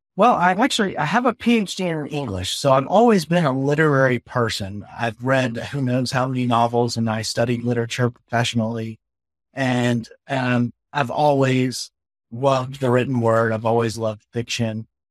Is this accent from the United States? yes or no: yes; the South, United States; I'm a Southerner